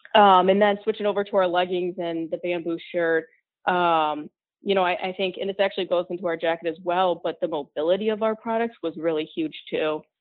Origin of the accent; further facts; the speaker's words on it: Grand Rapids, Michigan, United States; I grew up in West Michigan, so Grand Rapids